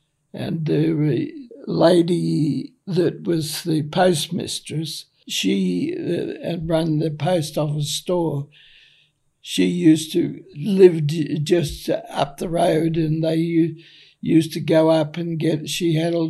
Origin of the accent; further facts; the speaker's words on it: Oak Flats, New South Wales, Australia; Oh, it was good. You could go all over the place and everybody knew you, and you were friendly with everyone.